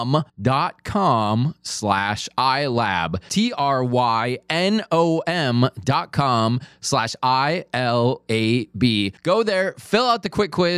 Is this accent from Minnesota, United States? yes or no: yes; Minnesota, United States; accent: Minnesota; He is from my home state of Minnesota